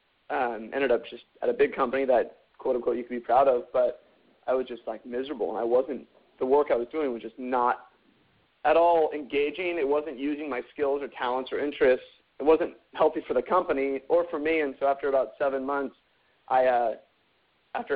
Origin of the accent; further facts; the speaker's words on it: near San Francisco, California, United States; also born or lived in Santa Barbara, California / Spain; I grew up in just near San Francisco